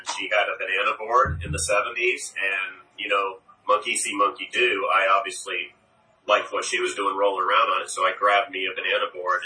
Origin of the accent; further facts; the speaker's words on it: Houston, Texas, United States; growing up in Texas? Well, I've never left it